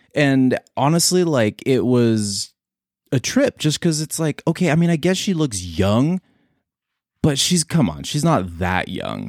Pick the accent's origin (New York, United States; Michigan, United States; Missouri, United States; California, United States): California, United States; San Diego; I was born in San Diego.